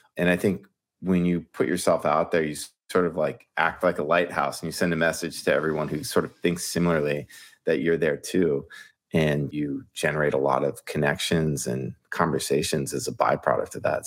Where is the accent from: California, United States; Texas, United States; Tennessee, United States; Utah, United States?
California, United States; Ventura; moved away as an adult; now in New York, United States; I'm from Southern California, grew up in Ventura, which is just sort of between L A and Santa Barbara.